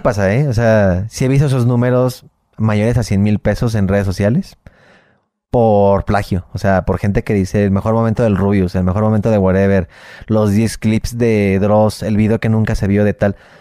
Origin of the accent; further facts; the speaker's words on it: Mexico; somos los mexicanos